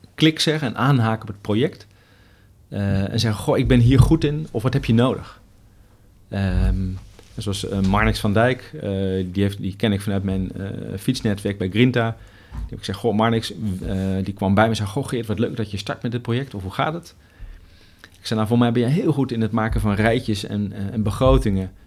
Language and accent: Dutch; Netherlands; wij eh, als Nederlanders